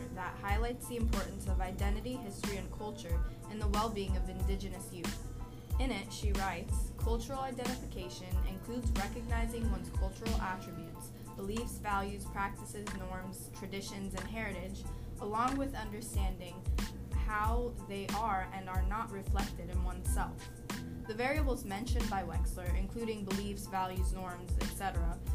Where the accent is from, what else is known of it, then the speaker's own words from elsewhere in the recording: United States; both of my parents are from Brazil, but I was born and raised in the United States